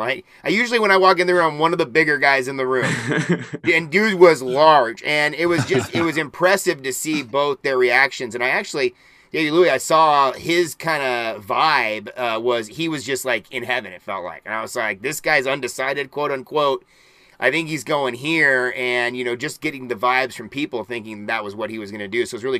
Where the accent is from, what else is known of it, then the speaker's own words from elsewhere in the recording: Portland, Oregon, United States; also born or lived in Eugene, Oregon; I'm from Portland, but half my family's from Eugene. I was born on campus. I'm from multiple generation Duck.